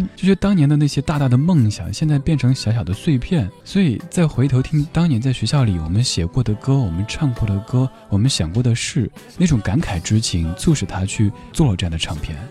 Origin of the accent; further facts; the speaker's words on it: Chengdu, Sichuan, China; now in Wuhan, China; 成都是我家乡